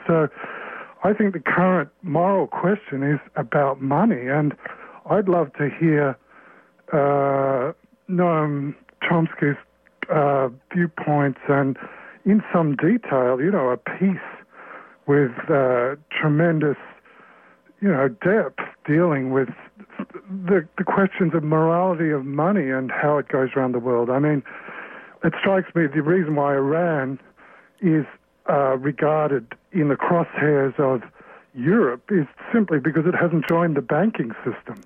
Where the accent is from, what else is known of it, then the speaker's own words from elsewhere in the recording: Australia; now in United States; I come from the Vietnam era in Australia